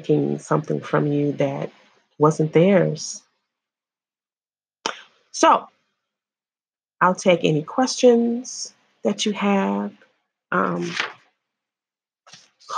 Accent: Illinois, United States; I'm from Illinois

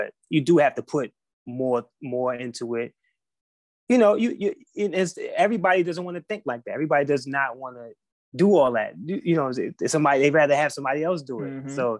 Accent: North Carolina, United States; also born or lived in Queens, New York; I was born in New York, Queens, okay. New York. And I moved from New York when I was like 9, 10 years old to North Carolina. And, you know, I was raised there.

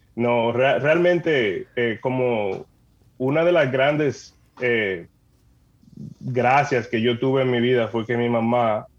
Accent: San Cristóbal, Dominican Republic; moved away as an adult; now in Canada; yo soy dominicano, nacido allá, me crié en San Cristóbal eh, en el pueblo de San Cristóbal

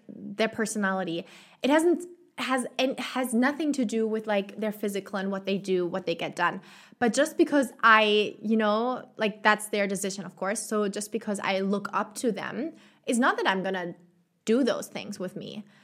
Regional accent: Germany; moved away as an adult; now in Chile; my home country, in Germany

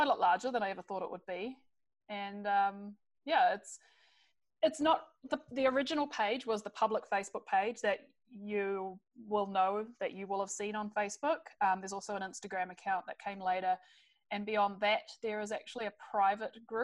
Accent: New Zealand; moved away as an adult; now in British Columbia, Canada; I come from New Zealand originally.

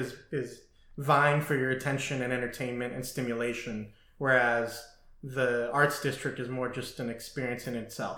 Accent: Las Vegas, Nevada, United States; also born or lived in Burbank, California; now in Washington, United States; I moved to Las Vegas from from Burbank, California, when I was eight, seven or eight

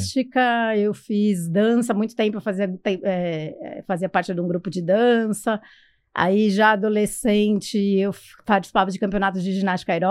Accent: São Paulo, Brazil; eu nasci aqui em São Paulo, eu fui adotada recém-nascida, assim, com semanas, mas eu vinha descobrir isso só com 10 anos de idade.

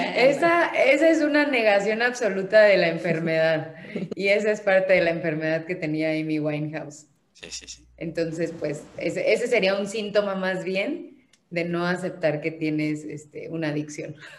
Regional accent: Mexico; somos todos los mexicanos

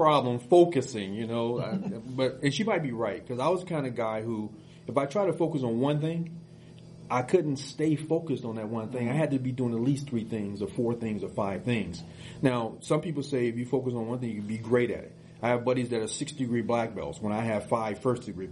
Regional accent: Chicago, Illinois, United States; poor growing up in Chicago

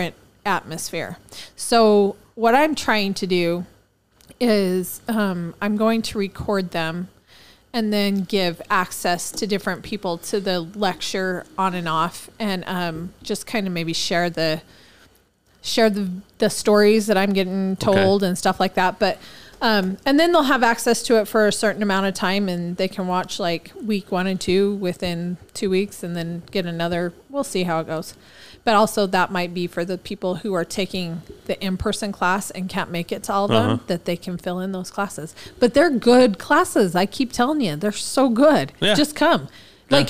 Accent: Missouri, United States; I was born in Missouri

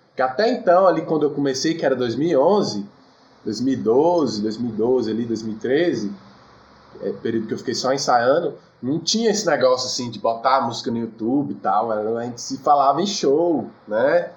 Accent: Cidade Ocidental, Goiás, Brazil; moved away as an adult; also born or lived in Taguatinga / Samambaia; Eu nasci em Taguatinga, mas cresci na Samambaia. Aí com sete anos eu vim para Ocidental, cidade ocidental que era é no entorno de Brasília

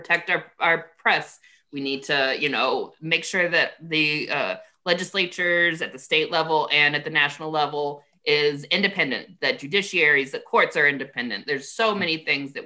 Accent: United States; I love being an American

